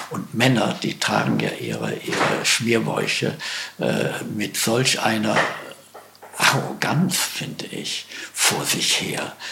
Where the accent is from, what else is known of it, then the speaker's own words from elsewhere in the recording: Schleswig-Holstein, Germany; ja, wir haben, ich bin aus Schleswig-Holstein, wir haben auch einen